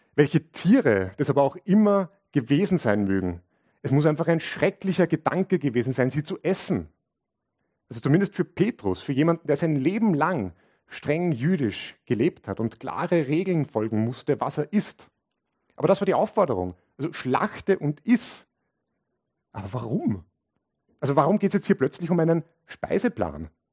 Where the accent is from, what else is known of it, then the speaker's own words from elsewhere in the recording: Linz, Upper Austria, Austria; ich bin aus Linz